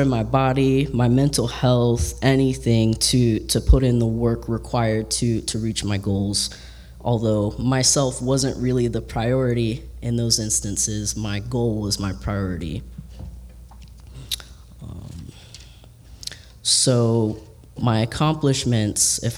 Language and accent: English; Georgia, United States; now in Tampa, United States; I'm from Georgia originally